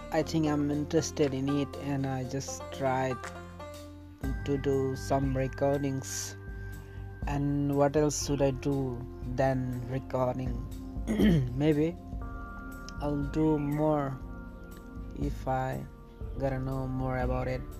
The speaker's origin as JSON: {"language": "English", "country": "India", "said": "Hello guys … I'm from India."}